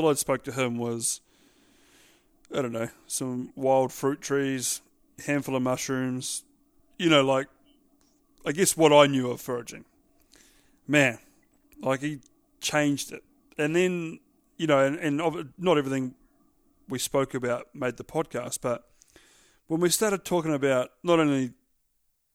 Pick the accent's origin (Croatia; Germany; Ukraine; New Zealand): New Zealand; being a Kiwi